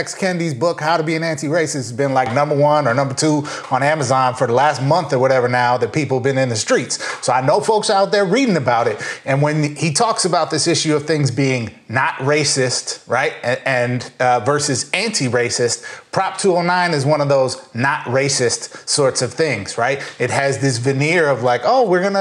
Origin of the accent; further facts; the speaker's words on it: Minnesota, United States; I grew up in Minnesota